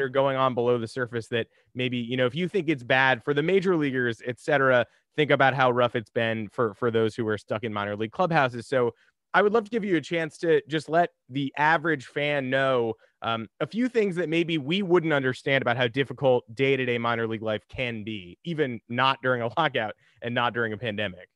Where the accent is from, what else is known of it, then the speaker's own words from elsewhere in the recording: New York, United States; I grew up in New York